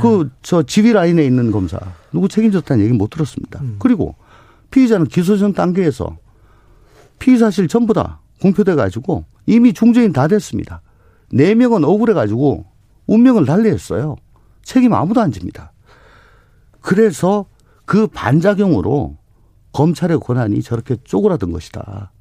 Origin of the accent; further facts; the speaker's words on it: Daegu, South Korea; 원래 대구가 고향입니다.